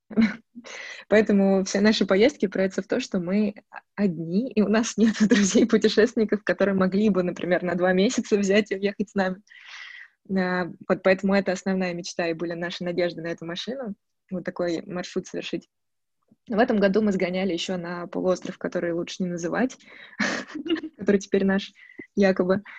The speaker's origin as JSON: {"language": "Russian", "region": "Moscow", "country": "Russia", "tie": "born or raised there", "moved": "yes", "lives_now": "Chernogolovka, Russia", "said": "я родилась в Москве, коренная москвичка"}